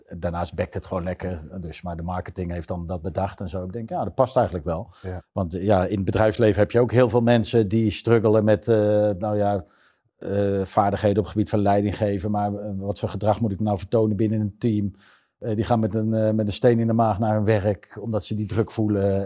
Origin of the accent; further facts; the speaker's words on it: Zeist, Utrecht, Netherlands; ik ben wel geboren in Utrecht, maar ik kom uit een heel beschermd gezin uit Zeist